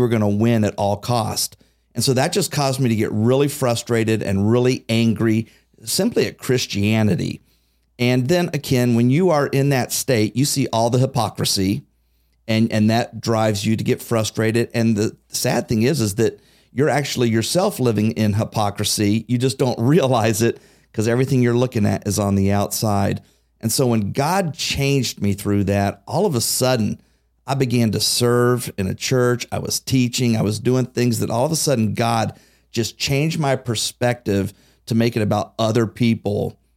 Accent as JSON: {"language": "English", "town": "Xenia", "region": "Ohio", "country": "United States", "tie": "born or raised there", "said": "growing up in Xenia"}